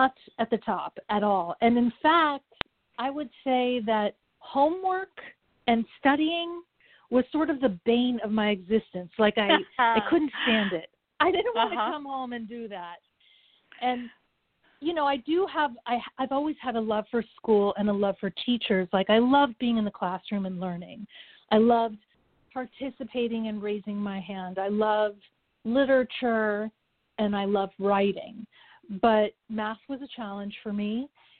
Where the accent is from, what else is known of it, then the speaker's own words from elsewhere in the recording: Los Angeles, California, United States; also born or lived in Japan; I am a native Angeleno